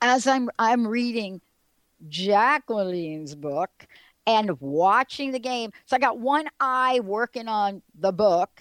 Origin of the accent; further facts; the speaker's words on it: East Coast, United States; now in Seattle, United States; growing up on the East Coast, being part of Giants Stadium and the building